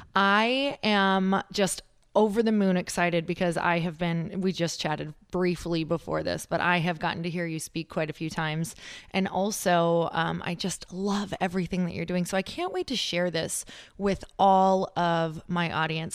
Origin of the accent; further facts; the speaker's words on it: Midwest, United States; also born or lived in Upper Michigan / Wisconsin / Minnesota; I'm from the Midwest